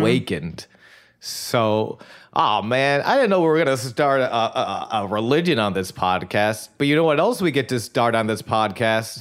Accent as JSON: {"language": "English", "town": "Buffalo", "region": "New York", "country": "United States", "tie": "born or raised there", "said": "grew up in Buffalo"}